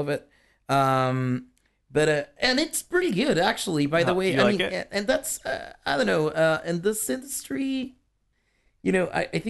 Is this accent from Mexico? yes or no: yes; Chihuahua, Mexico; I was born and raised in Chihuahua.